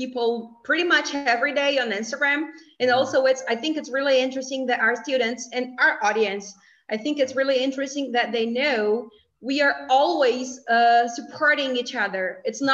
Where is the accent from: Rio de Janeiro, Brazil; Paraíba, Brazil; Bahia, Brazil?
Paraíba, Brazil; Campina Grande; English is a second language; I am from Campina Grande, Paraíba